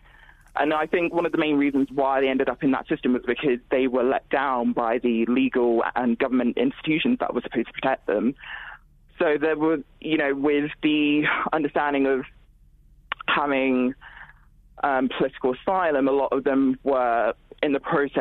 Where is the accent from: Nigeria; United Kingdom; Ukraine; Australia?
Nigeria; moved away; I'm also originally from Nigeria